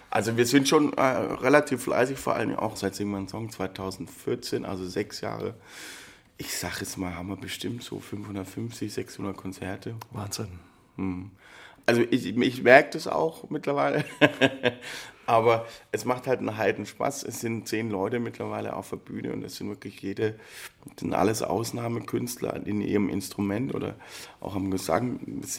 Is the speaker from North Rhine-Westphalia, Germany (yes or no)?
no; Baden-Württemberg, Germany; wo wir als, als Schwabe oder überhaupt, wo du selten irgendwie dran vorbeikommst